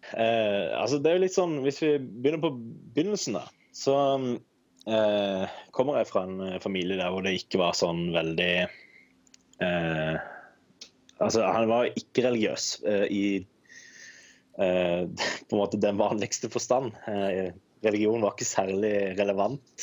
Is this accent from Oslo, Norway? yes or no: no; Kristiansand, Agder, Norway; Jeg er 29 år og kommer fra Kristiansand